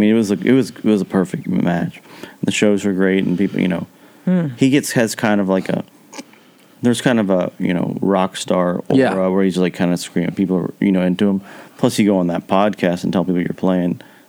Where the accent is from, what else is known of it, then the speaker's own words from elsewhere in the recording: central Kentucky, United States; but I'm from central Kentucky